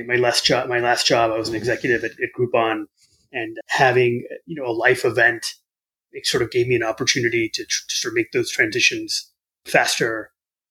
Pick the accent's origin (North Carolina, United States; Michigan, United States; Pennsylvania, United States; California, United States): Michigan, United States; Southeast; I grew up in Southeast Michigan. My parents had immigrated here from India